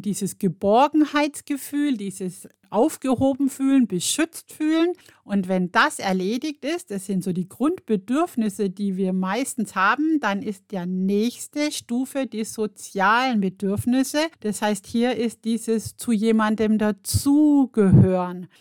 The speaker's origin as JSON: {"language": "German", "country": "Germany", "said": "bei uns in Deutschland"}